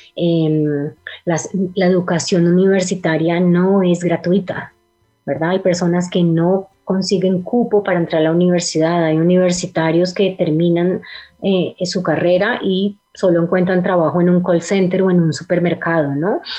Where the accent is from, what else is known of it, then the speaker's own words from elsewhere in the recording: Cali, Valle del Cauca, Colombia; los dos somos de Cali, Carlos el director también y crecimos en la Cali